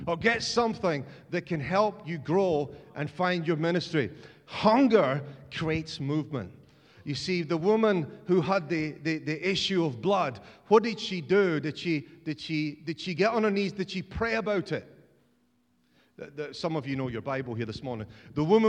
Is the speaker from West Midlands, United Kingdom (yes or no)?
no; Scotland, United Kingdom; as a Scotsman